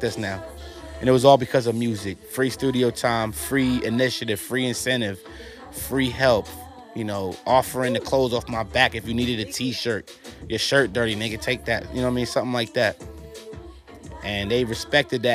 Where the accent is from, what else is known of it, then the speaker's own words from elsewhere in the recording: New York, United States; moved away; also born or lived in Atlanta, Georgia; I was raised in New York, then we left and went down south